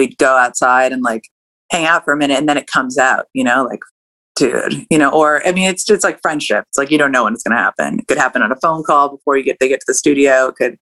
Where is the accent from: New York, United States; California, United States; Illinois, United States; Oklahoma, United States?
California, United States; moved away as an adult; now in Atlanta, United States; growing up in California